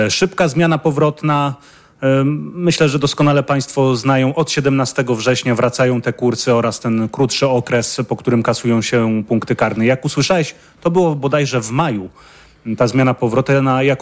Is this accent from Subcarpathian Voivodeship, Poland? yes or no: yes; Subcarpathian Voivodeship, Poland; Jesteśmy studentami z Podkarpacia i chcieliśmy tutaj zagłosować.